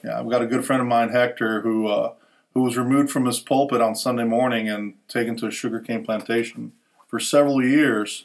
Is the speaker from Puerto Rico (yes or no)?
yes; Puerto Rico; growing up in Puerto Rico, we have a lot of similarities with, with the Cubans